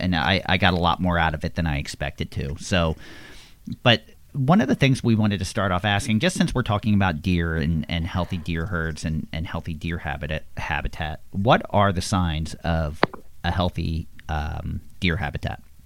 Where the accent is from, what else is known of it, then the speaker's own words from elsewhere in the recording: Levittown, Pennsylvania, United States; I grew up in Levittown, PA, which is very populated